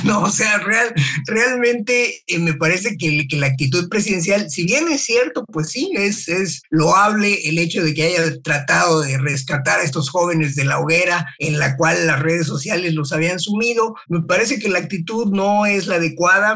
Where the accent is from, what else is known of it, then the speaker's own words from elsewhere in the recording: Mexico; also born or lived in Los Angeles, United States; aunque haya nacido en México